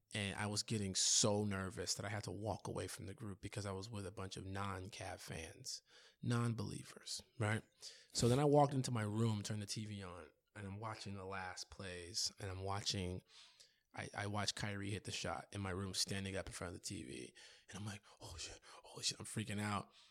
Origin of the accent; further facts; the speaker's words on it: Chicago, Illinois, United States; I'm from Chicago